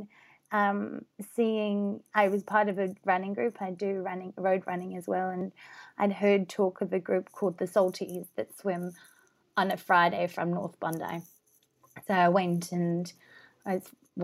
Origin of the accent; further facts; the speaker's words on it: South Africa; also born or lived in Durban, South Africa; I grew up in South Africa. I lived in Durban on the coast for a couple of years